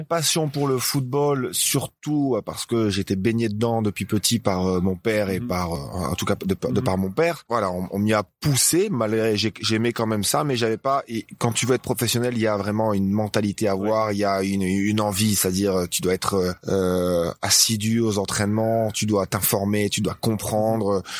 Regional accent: Dunkirk, Hauts-de-France, France; moved away as an adult; now in Ibiza, Spain; je viens de Dunkerque, hein, du nord de la France

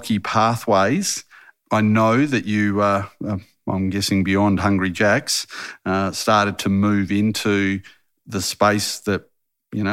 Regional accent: Harvey, Western Australia, Australia; growing up in Harvey

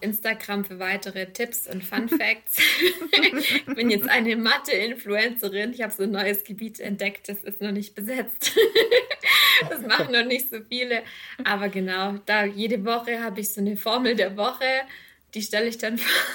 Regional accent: Rottweil, Baden-Württemberg, Germany; Ich komme ursprünglich aus Rottweil.

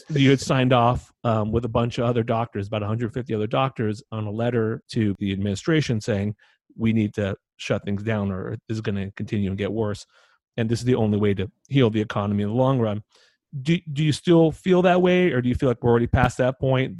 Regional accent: United States; I, as an American

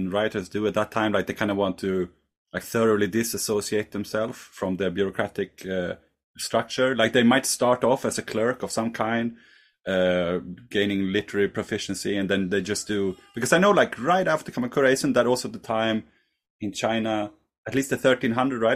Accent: Sweden; I'm from Sweden

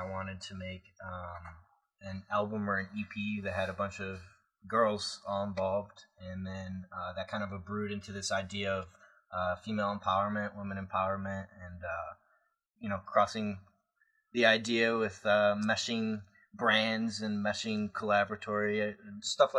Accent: northern Illinois, United States; now in Chicago, United States

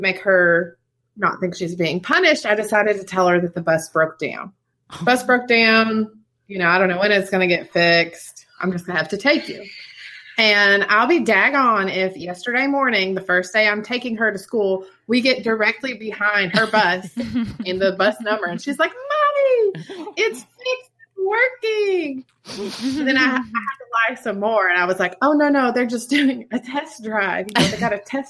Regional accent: Kentucky, United States; moved away as an adult; I'm originally from Kentucky and we moved down here in 2017

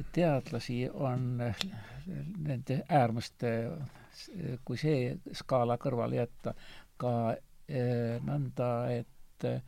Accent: Estonia; ma olen eestlane

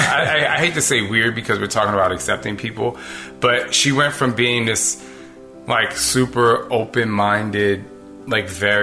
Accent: New Jersey, United States; I grew up in Jersey

